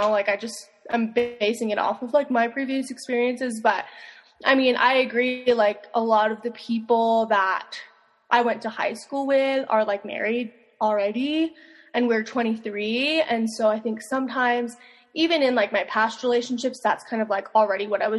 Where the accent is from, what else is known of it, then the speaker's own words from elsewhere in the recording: Las Vegas, Nevada, United States; moved away; I'm from Vegas